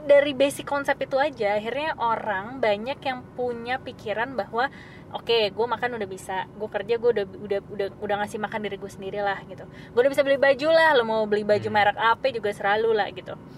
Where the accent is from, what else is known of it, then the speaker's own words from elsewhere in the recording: Java, Indonesia; sorry gue anak Jawa jadi gue turun temurun